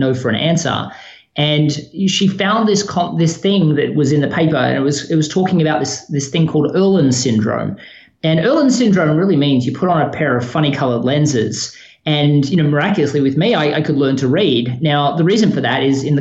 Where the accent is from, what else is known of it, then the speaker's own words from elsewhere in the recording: Melbourne, Victoria, Australia; moved away as an adult; also born or lived in Sydney, Australia; now in Chapel Hill, United States; I was born in Melbourne, Australia. So, you know, I spent most of my life there outside, a 2-year stint